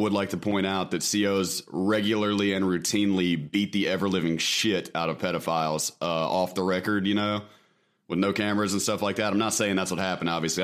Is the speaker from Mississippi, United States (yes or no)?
yes; Mississippi, United States; I am from Mississippi.